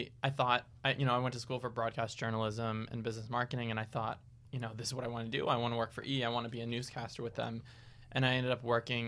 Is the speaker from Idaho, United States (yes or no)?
no; Boston, Massachusetts, United States; moved away; We're both from Boston